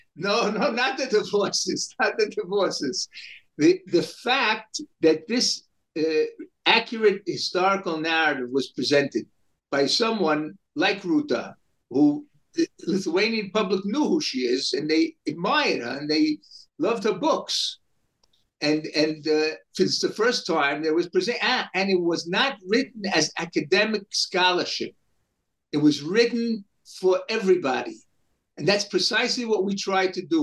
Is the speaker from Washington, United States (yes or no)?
no; New York City, New York, United States; I grew up in New York City in Brooklyn